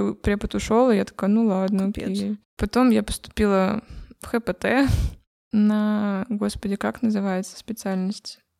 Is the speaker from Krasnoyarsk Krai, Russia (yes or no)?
yes; Krasnoyarsk, Krasnoyarsk Krai, Russia; Сибирь, э, Кемеровская область. Я с Красноярска.